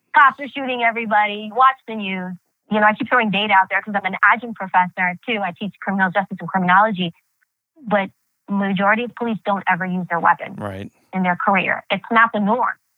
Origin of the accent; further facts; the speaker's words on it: New York City, New York, United States; first language Greek; English is a second language; growing up in New York City during that time period, the 80s and 90s. And that's the time period I really grew up